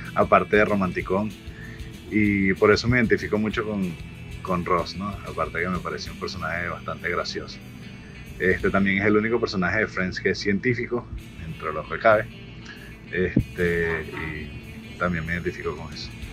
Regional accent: Venezuela; nací en Venezuela

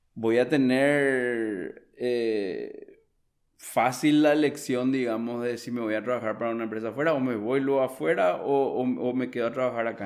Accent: Paraguay; yo soy un profesional paraguayo también

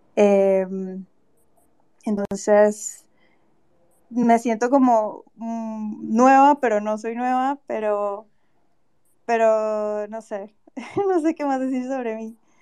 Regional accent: Cali, Valle del Cauca, Colombia; also born or lived in Bogotá; yo soy de Cali y estoy como en proceso de mudanza a Bogotá

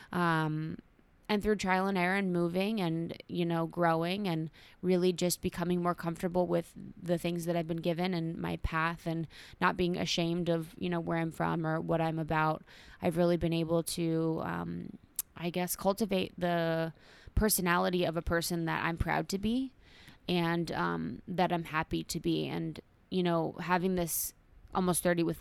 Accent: Ohio, United States; so I'm from Ohio, small town in Ohio, um, which is pretty conservative

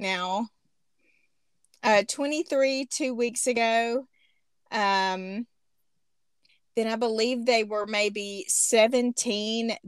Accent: Monticello, Arkansas, United States; moved away as an adult; also born or lived in Spokane; my hometown in Monticello.

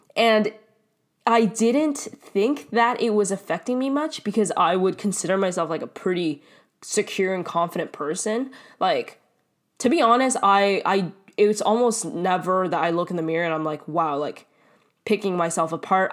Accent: Canada; I am Canadian

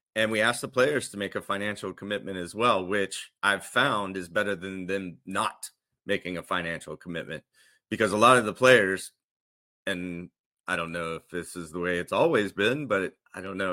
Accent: the South, United States; now in Florida, United States; I grew up in the South

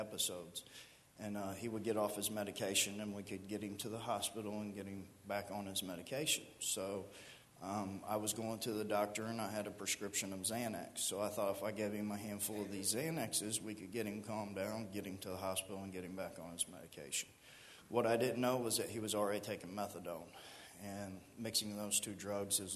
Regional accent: Miamisburg, Ohio, United States; also born or lived in Riverside, Ohio; I'm 33 years old, and I grew up here in Miamisburg, right here at the end of Kircher Street

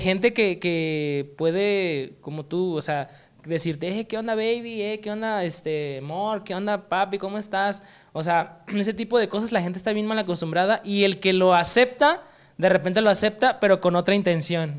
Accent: Oaxaca, Mexico; now in Guadalajara, Mexico; Oaxaca, soy de Oaxaca

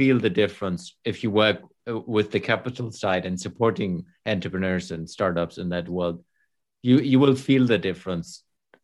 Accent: Germany; moved away as an adult; I moved back to Germany last summer when we lived abroad for the last 6-7 years. And I'm now literally in my hometown again, meeting all my buddies from school time

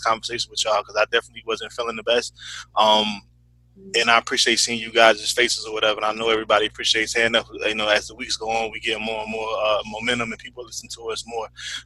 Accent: Atlanta, Georgia, United States; I grew up in Atlanta

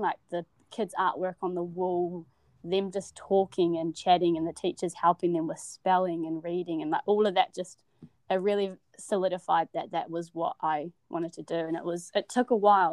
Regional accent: Wellington, New Zealand; moved away as an adult; now in Dunedin, New Zealand; I'm originally from Wellington and um, born and raised in Wellington

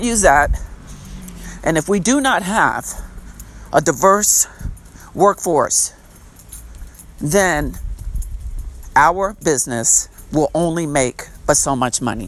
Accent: Long Island, New York, United States; the town I grew up in on Long Island, New York

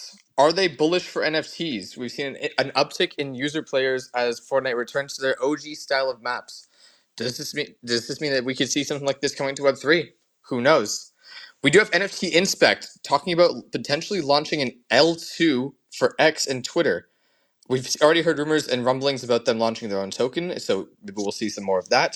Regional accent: Canada; I hate being Canadian

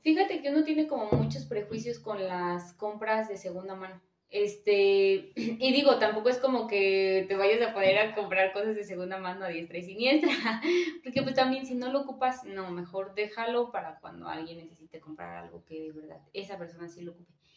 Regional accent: Michoacán, Mexico; moved away; soy de Michoacán

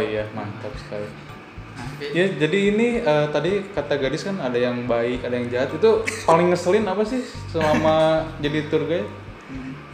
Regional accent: Bandung, West Java, Indonesia; aku aja sebagai orang Bandung

